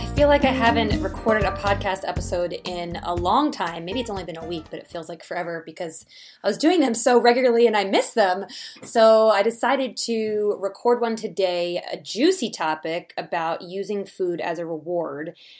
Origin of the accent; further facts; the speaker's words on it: Philadelphia, Pennsylvania, United States; now in Colorado, United States; I live in Colorado, I'm from Philadelphia, so when I'm home for the holidays